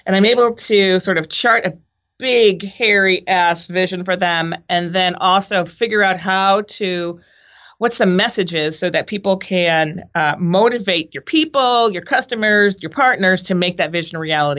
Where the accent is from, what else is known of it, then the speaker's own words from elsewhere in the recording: Boston, Massachusetts, United States; also born or lived in Providence; now in San Francisco, United States; I grew up in Boston and Providence, which I know you love. I went to college in Minnesota